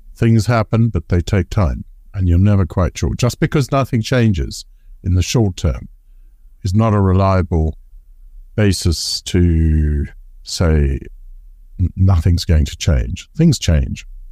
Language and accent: English; Zimbabwe; moved away; I was growing up in Zimbabwe